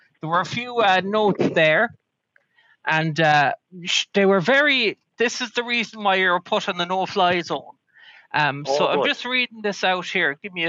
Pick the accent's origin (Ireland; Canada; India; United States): Ireland; Now, listen, I'm an Irishman.